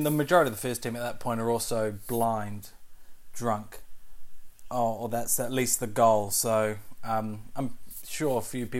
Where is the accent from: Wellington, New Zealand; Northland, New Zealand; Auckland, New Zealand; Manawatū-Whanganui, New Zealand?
Wellington, New Zealand; I grew up in Island Bay